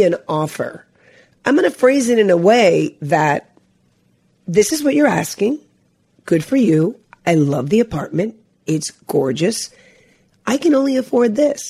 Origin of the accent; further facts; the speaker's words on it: Long Island, New York, United States; also born or lived in Cuba / Hialeah, Florida; I grew up in Long Island, New York